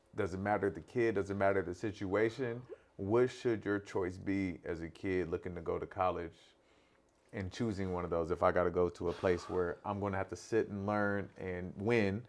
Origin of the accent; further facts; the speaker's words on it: Corona, California, United States; I grew up in Corona